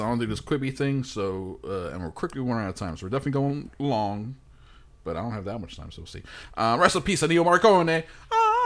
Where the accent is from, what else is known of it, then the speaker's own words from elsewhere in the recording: New York, United States; me in my house growing up in New York with my parents